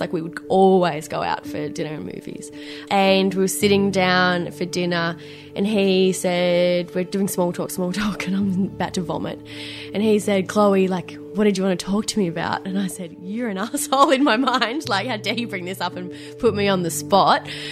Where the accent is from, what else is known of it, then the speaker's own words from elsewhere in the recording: Benalla, Victoria, Australia; moved away as an adult; now in Melbourne, Australia; I grew up in Melbourne until the age of nine, and then we decided that we are going to have a country change, and we moved to this tiny country town called Benalla. It's in northeast Victoria.